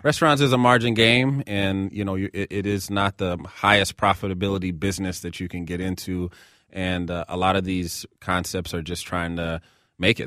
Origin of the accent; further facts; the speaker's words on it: Seattle, Washington, United States; now in Minneapolis, United States; I grew up in Seattle. I live here in Minneapolis.